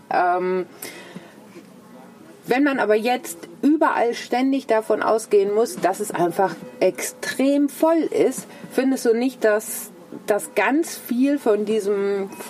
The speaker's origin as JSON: {"language": "German", "town": "Dortmund", "region": "North Rhine-Westphalia", "country": "Germany", "tie": "born or raised there", "said": "also nehmen wir jetzt mal meine Heimatstadt Dortmund. Dortmund hat einen Stellplatz"}